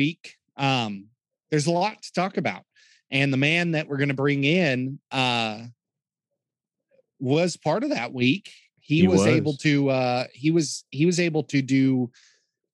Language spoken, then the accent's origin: English; Oklahoma City, Oklahoma, United States; we are from Oklahoma City